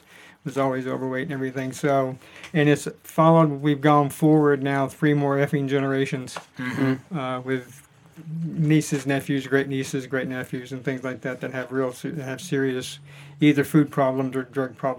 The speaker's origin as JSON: {"language": "English", "town": "Atlanta", "region": "Georgia", "country": "United States", "also_born_or_lived": "upstate New York", "moved": "yes", "lives_now": "Northern Virginia, United States", "said": "Originally Atlanta, Georgia. Now I live in Northern Virginia."}